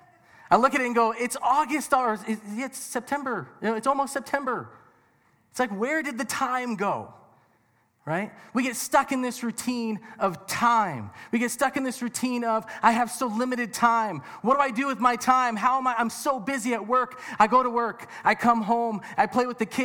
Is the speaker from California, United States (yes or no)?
yes; Southern California, United States; now in Colorado Springs, United States; I am originally from Southern California